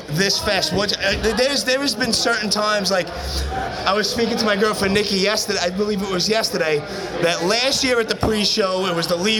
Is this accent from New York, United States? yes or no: yes; New York, United States; I'm biased from New York